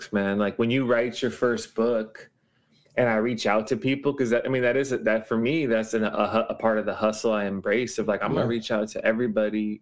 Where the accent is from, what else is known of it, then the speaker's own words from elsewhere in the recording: Los Angeles, California, United States; moved away as an adult; now in Honolulu, United States; I grew up in Los Angeles and moved here at 18.